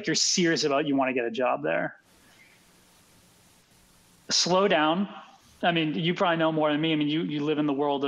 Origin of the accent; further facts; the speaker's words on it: Boston, Massachusetts, United States; also born or lived in Philadelphia; I grew up in Boston